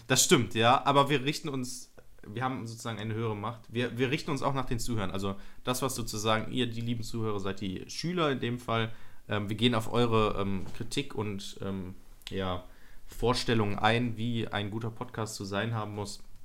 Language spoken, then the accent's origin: German; Nettetal, North Rhine-Westphalia, Germany; meine, meine Heimatstadt nennen, Nettetal